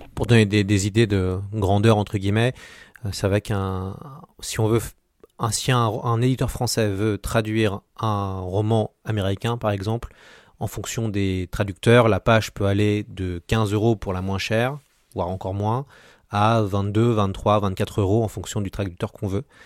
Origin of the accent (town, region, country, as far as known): France